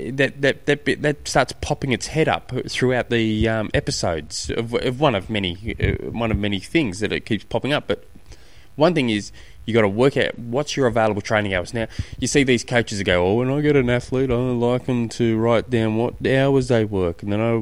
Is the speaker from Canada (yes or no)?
no; Australia; being an Aussie